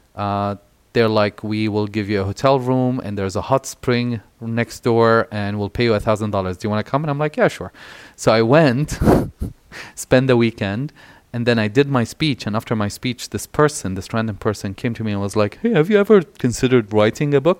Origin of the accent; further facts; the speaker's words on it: Syria; moved away; also born or lived in Egypt; as queer folks growing up in Syria, living in, in Egypt